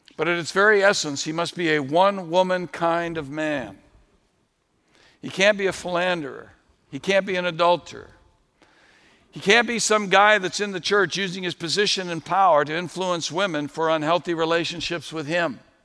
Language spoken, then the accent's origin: English; New England, United States; I grew up in New England